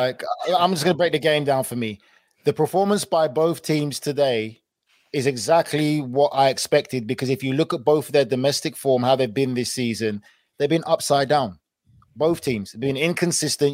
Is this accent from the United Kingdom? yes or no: yes; England, United Kingdom; moved away as an adult; now in United States; I'm English